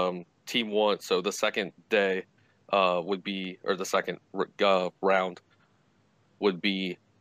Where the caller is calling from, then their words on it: St. Louis, Missouri, United States; St. Louis.